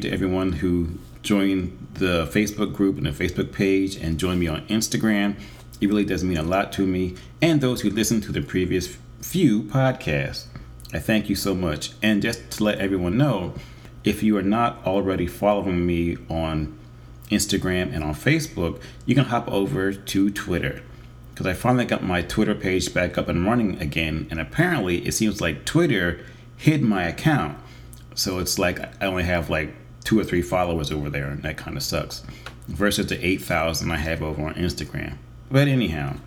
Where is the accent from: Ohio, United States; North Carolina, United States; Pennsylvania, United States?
Pennsylvania, United States; Philadelphia; my hometown of Philadelphia, Pennsylvania, in the United States